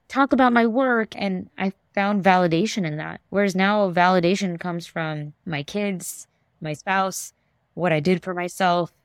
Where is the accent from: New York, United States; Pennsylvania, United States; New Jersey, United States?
New York, United States; New York City; I love being a native New Yorker, born and brought up in Queens, New York.